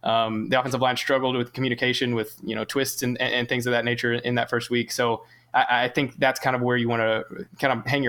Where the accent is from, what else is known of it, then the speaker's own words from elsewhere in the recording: Oklahoma, United States; So I've grown up in Oklahoma. So I have grown up around Pistol Pete my entire life.